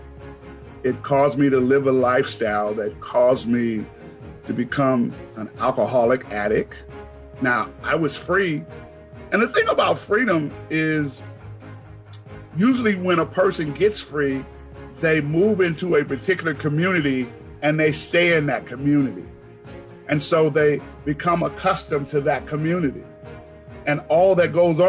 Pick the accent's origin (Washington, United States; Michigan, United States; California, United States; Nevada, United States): Washington, United States; Seattle; I'm born and raised in Seattle